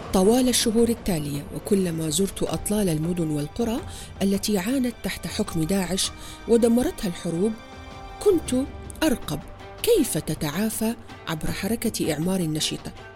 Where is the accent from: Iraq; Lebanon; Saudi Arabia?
Iraq; كمرأة كإنسانة كعربية كعراقية